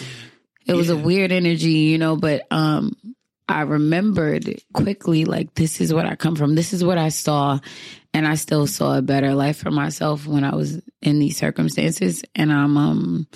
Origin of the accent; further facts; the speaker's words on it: New York City, New York, United States; Born and raised in Brooklyn. BK, born and raised. Bed-Stuy, Bushwick, Brownsville.